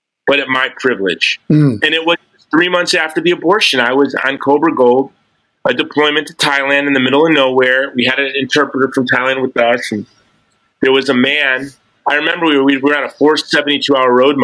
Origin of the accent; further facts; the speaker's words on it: United States; I'm an American.